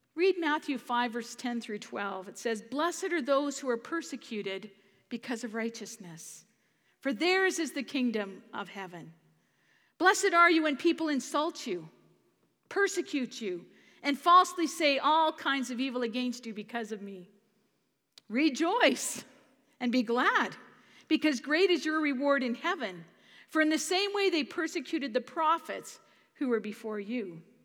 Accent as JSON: {"language": "English", "country": "Canada", "said": "as a Canadian"}